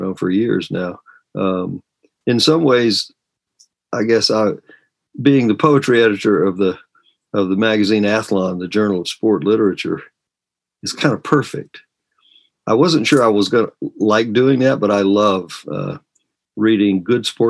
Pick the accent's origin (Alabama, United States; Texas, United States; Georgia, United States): Georgia, United States; now in Virginia, United States; I'm from Georgia, but I've been here most of my life now.